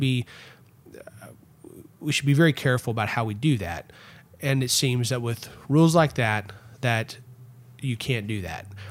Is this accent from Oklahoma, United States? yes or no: no; Erath County, Texas, United States; also born or lived in Fort Worth, Texas; where I grew up in Erath County